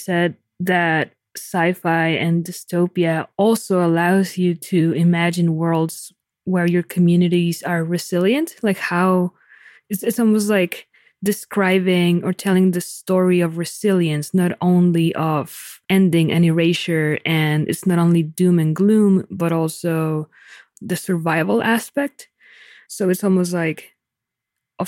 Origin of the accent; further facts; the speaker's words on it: Mexico; I'm from Mexico.